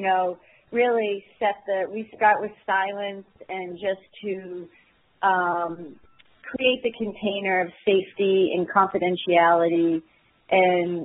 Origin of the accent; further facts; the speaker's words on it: Maine, United States; I'm from Maine